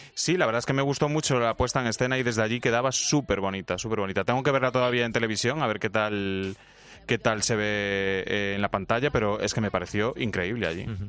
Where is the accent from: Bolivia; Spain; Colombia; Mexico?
Spain; a España no nos votan